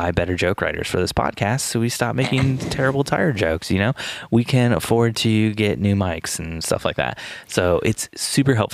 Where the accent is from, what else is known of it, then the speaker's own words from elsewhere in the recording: Michigan, United States; now in Indiana, United States; I was born in Michigan.